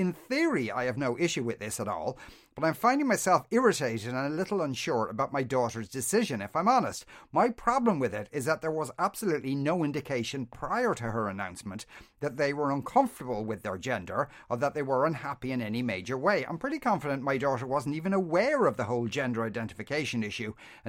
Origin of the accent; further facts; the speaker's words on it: Coolock, Leinster, Ireland; I'm from Coolock, so you can imagine we don't hear people saying jolly good all that often.